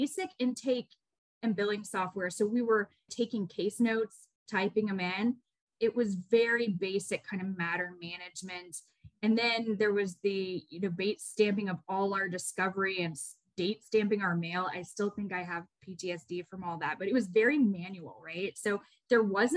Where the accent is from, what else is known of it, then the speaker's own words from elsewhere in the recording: Atlanta, Georgia, United States; I grew up in Atlanta. I actually am a native to Atlanta